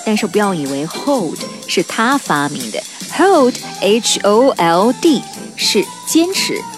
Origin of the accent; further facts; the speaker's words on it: Guangxi, China; 在我老家广西，